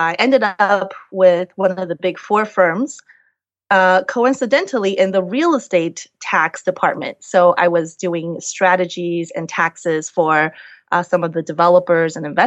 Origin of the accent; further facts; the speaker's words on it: Las Vegas, Nevada, United States; moved away; I'm from Las Vegas originally